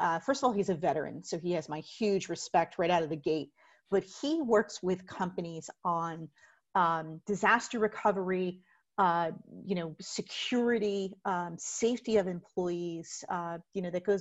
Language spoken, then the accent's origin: English; Plainfield, New Jersey, United States; my hometown of Plainfield, New Jersey